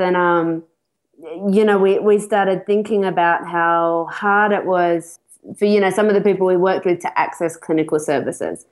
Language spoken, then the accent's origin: English; Australia; moved away as an adult; also born or lived in Sydney; now in United Kingdom; I'm Australian. Uh, I've been abroad for a couple of years, and I relocated to the UK